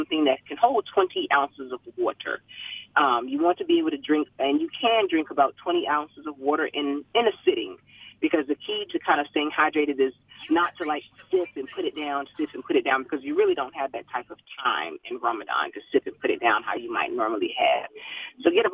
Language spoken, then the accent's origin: English; Savannah, Georgia, United States; I grew up in Savannah, Georgia, so we're deep south